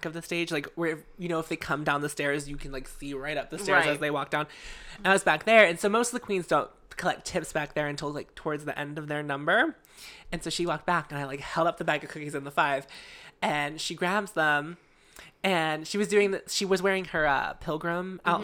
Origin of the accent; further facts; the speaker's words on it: Pittsburgh, Pennsylvania, United States; I was from Pittsburgh